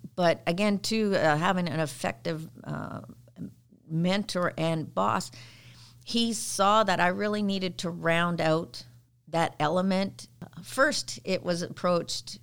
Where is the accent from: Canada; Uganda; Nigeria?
Canada; now in United States; I was a Girl Guide when I was growing up in Canada.